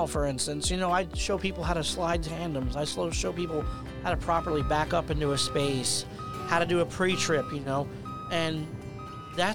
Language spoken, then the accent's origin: English; United States; moved away; when I go home to New Jersey, New York, you know, I get like my accent comes out